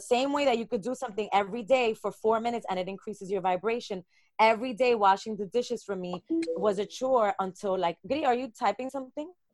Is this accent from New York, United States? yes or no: yes; New York City, New York, United States; how our identity as people of color is so tied into neighborhoods, being from Brooklyn